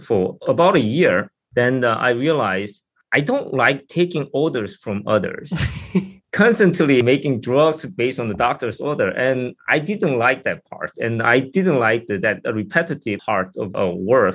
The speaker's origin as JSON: {"language": "English", "country": "South Korea", "moved": "as an adult", "lives_now": "United States", "said": "I'm from South Korea originally, and I went to Seoul University"}